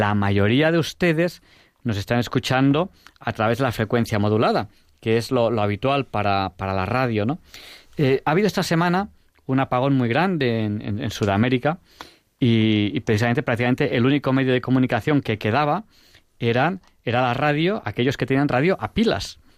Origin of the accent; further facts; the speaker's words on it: Spain; Yo soy español, español.